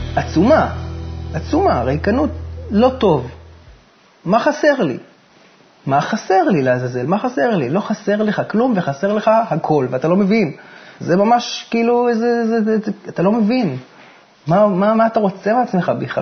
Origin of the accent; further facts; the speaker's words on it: Haifa, Haifa District, Israel; moved away as an adult; also born or lived in United States; ואנחנו בכלל חיפאים במקור